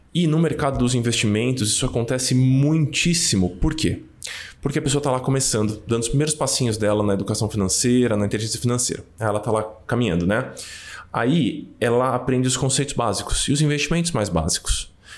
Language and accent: Portuguese; São Paulo, Brazil; eu nasci no Brasa, então é difícil ser mais paulistano que isso